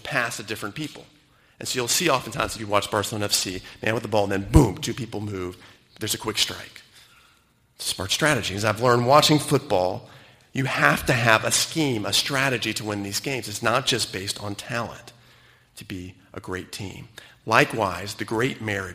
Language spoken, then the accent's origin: English; United States; moved away as an adult; now in Cayman Islands; having grown up in the United States